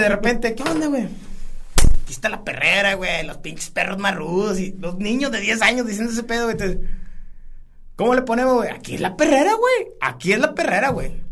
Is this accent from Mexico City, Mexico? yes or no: no; San Buenaventura, Coahuila, Mexico; soy sanguinense